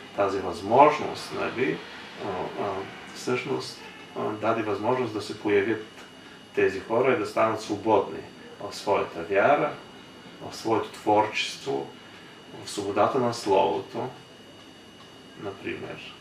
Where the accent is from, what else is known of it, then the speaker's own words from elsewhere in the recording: Moldova; moved away as an adult; also born or lived in Bulgaria; now in Varna, Bulgaria; в Молдова, откъдето съм роден, имаше война